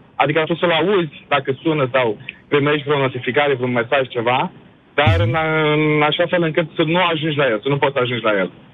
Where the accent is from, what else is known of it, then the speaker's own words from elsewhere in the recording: Galați, Galați County, Romania; moved away as an adult; now in England, United Kingdom; Sunt din Galați